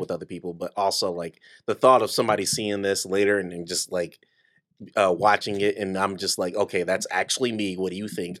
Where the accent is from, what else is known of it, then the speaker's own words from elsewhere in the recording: Detroit, Michigan, United States; I'm from Detroit